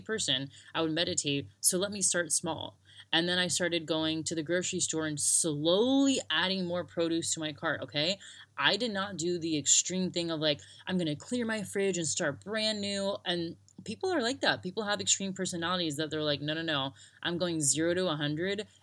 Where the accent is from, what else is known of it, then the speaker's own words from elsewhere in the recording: United States; moved away as an adult; also born or lived in Sydney, Australia / Broome, Australia; now in Australia; I grew up in America